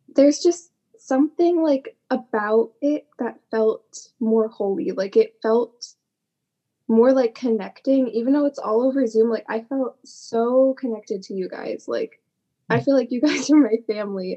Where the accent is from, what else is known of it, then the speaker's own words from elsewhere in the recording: Massachusetts, United States; I'm from Massachusetts